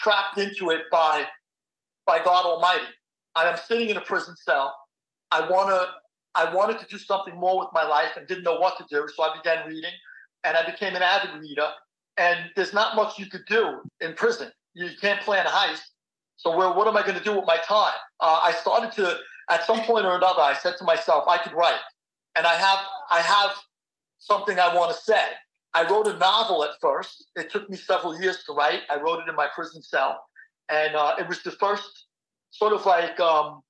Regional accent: New York City, New York, United States; I was born and raised in Queens

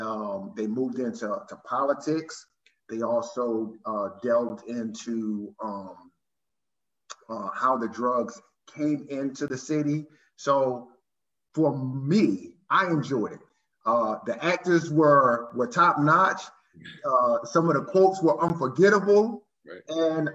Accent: Baltimore, Maryland, United States; moved away as an adult; now in Fredericksburg, United States; Well, born and raised in Baltimore, Maryland, Charm City, not too far from D.C. Currently reside in Fredericksburg, Virginia, but born and raised in Baltimore, Maryland.

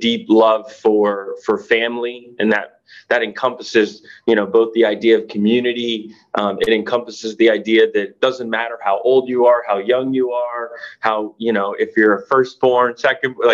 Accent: the South, United States; I grew up in the South

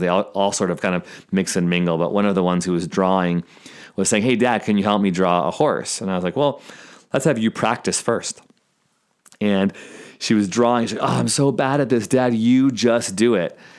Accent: Chicago, Illinois, United States; I'm actually from Chicago. I went to North Park University on the north side, and I still have family in Lombard and Palatine.

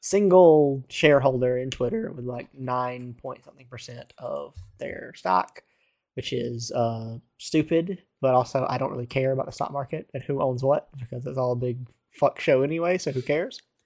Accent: Baltimore, Maryland, United States; I'm from Baltimore

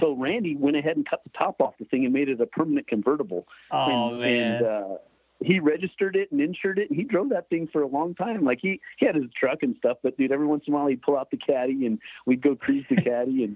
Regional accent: California, United States; growing up in California

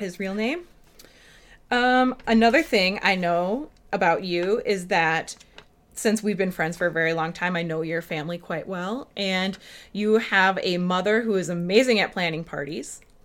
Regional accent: Minnesota, United States; accent: Minnesota accent; we're from Minnesota, the two of us

